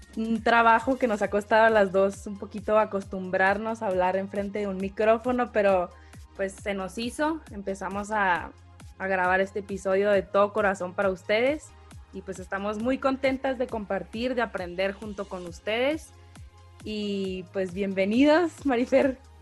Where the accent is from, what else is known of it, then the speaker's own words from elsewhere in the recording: Hermosillo, Sonora, Mexico; moved away as an adult; now in Guadalajara, Mexico; soy de Hermosillo, Sonora. Me vine a vivir a Guadalajara hace cinco años